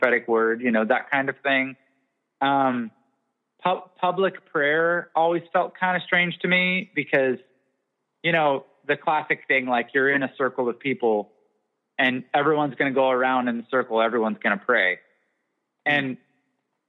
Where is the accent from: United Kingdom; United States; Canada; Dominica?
Canada; I'm also Canadian.